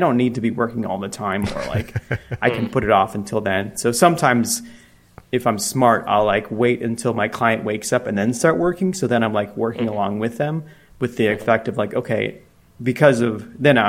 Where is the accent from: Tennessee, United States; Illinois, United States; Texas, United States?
Illinois, United States; Chicago; moved away as an adult; also born or lived in Denver; I grew up in Chicago and then I moved to Denver on a whim